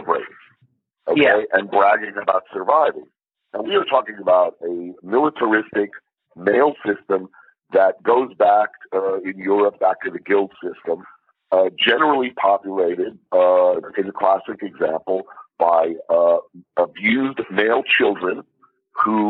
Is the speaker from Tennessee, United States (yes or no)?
no; New York, United States; I'm from New York